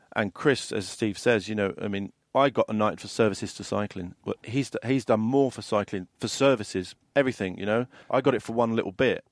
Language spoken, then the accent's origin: English; London, United Kingdom; I grew up in London